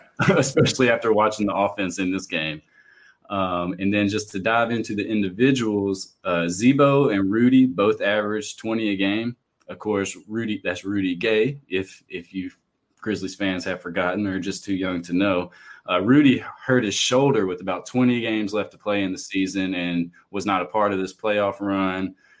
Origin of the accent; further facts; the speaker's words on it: Columbia, Tennessee, United States; where we grew up in Columbia, Tennessee